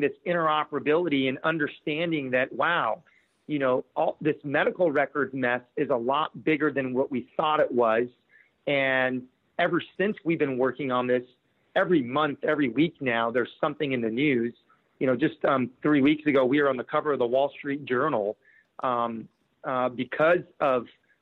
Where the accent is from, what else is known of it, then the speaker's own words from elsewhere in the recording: San Diego, California, United States; growing up in San Diego